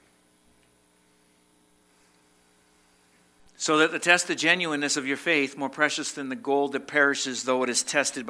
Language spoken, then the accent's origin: English; Massachusetts, United States; now in Vermont, United States; I was born in Massachusetts, so you're stuck with a Massachusetts person